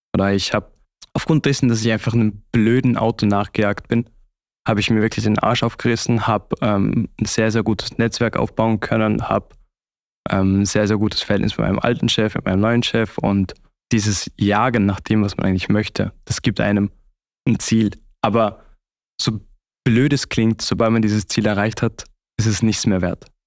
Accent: Austria; moved away as an adult; now in Switzerland; zu Hause wäre das wirklich bei meiner Familie in äh, Österreich

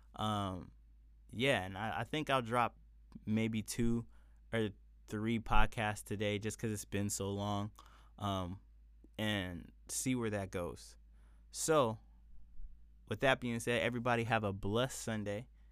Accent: San Diego, California, United States; southeastern San Diego, where I grew up, was predominantly black

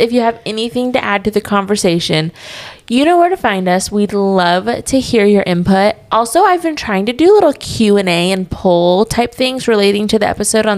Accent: Bakersfield, California, United States; we're from California, and he's like, oh, what part? And we were like, Bakersfield

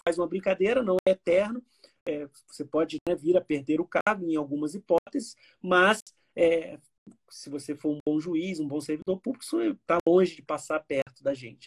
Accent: Miracema, Rio de Janeiro, Brazil; eu sou fluminense, nasci em Miracema, norte do Estado do Rio de Janeiro

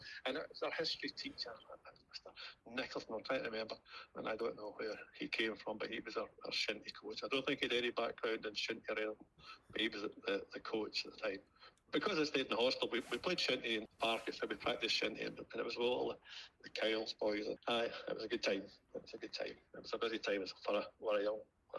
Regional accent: Cairndon, Scotland, United Kingdom; I never played much as a wee boy because I came from Cairndon village at the top of the log. And we never had a big school.

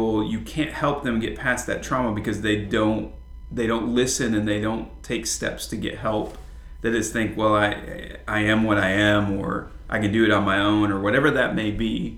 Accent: Flint, Michigan, United States; moved away; I grew up, even though I was in a suburb of Flint, Michigan, there were still a lot of farms and a lot of farmland.

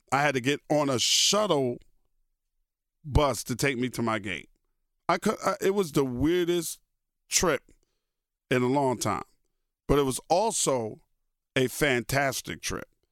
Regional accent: New York City, New York, United States; moved away; also born or lived in Brooklyn, New York; When I grew up in Queens, Queens, like I said, was a paradise.

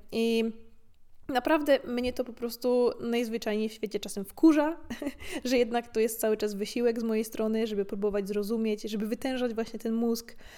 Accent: Gorzów Wielkopolski, Lubusz Voivodeship, Poland; moved away; Dorastając w Polsce, E, w późnych latach 90. i 2000., zwłaszcza w niedużym mieście, jakim jest Gorzów

